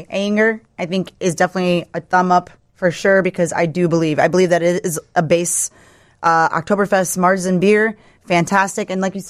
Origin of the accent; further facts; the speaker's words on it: Wisconsin, United States; I'm from Wisconsin.